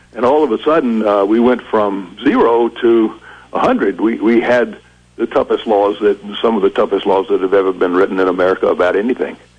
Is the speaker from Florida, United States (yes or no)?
no; South Carolina, United States; moved away; also born or lived in Vermont; I grew up down there in in the 1950s